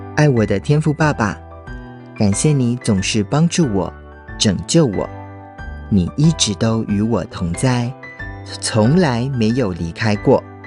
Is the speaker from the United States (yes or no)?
yes; United States; moved away; also born or lived in Taiwan; 小时候在美国长大，邻居的小朋友都是美国人或是墨西哥人，就只有我一个台湾的小孩